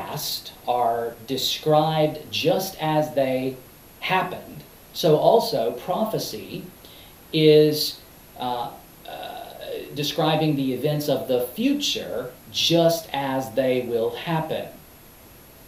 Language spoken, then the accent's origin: English; United States